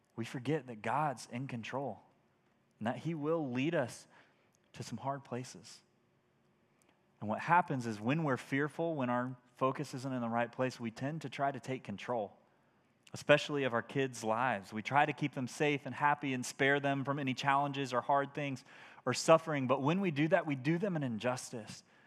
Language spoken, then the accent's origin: English; United States; as American Christians